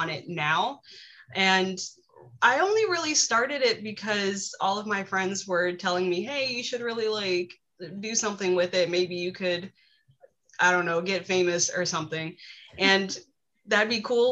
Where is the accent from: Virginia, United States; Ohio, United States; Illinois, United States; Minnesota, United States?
Virginia, United States; also born or lived in Wisconsin; I tell people I'm from Virginia because I've lived here for most of my life. So I'm a Virginian